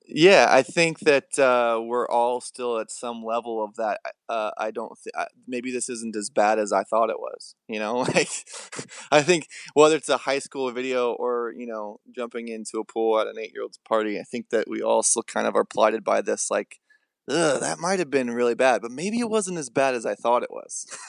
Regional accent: southern Illinois, United States; born or raised there; moved away

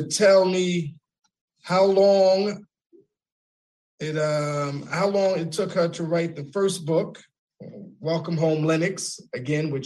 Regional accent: New York City, New York, United States; I don't like to say that I'm Greek. I'm from the Bronx.

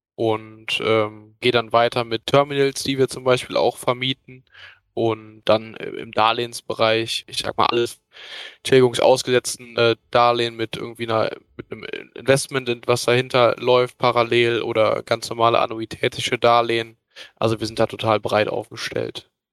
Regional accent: near Cologne, North Rhine-Westphalia, Germany; Ich komme aus der Nähe von Köln

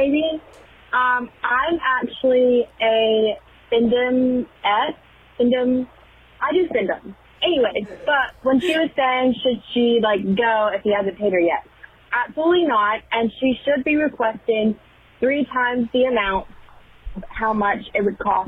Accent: the South, United States; I'm also from the South

